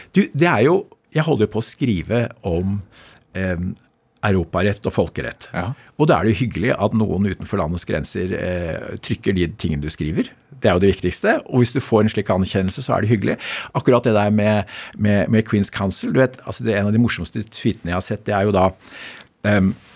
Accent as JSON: {"language": "Norwegian", "town": "Bærum", "region": "Akershus", "country": "Norway", "tie": "born or raised there"}